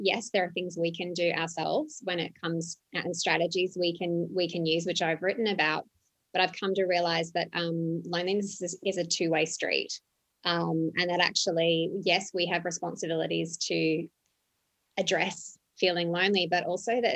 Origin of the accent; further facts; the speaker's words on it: Australia; moved away as an adult; also born or lived in Johannesburg, South Africa / Dubai, United Arab Emirates / London, United Kingdom / Lima, Peru; now in Ho Chi Minh City, Vietnam; I'm Australian. I started there.